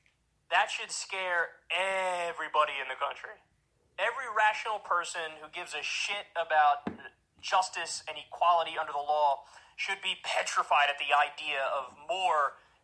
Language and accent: English; New York, United States; I grew up in Neuchâtel, New York, and it's an area, we have everything, okay? All types of people, multicultural, multi-religious.